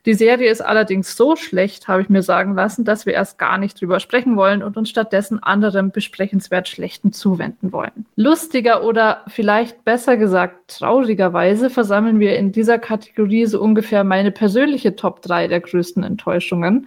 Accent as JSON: {"language": "German", "region": "Bavaria", "country": "Germany", "moved": "yes", "said": "ich komme auch ursprünglich aus Bayern, wie man hört"}